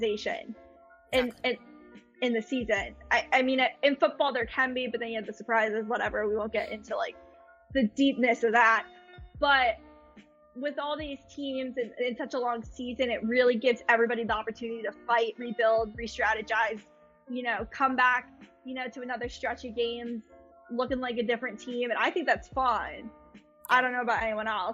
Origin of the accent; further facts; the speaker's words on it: Boston, Massachusetts, United States; moved away; also born or lived in Pennsylvania; Boston's my home.